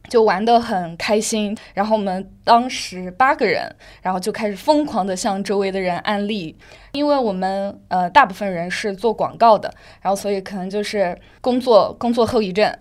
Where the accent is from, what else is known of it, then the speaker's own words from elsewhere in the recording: Yunnan, China; now in Shanghai, China; 因为我是云南人，刚好要回家